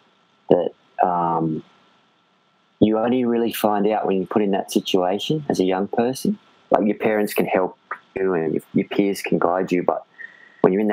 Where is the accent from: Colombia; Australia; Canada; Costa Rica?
Australia; Sydney, New South Wales; I grew up in Sydney, Australia